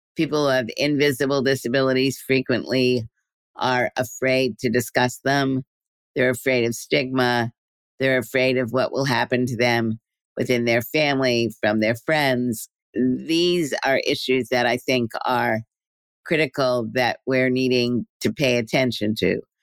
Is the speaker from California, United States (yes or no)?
no; New York City, New York, United States; in New York City, which is where I was growing up in Brooklyn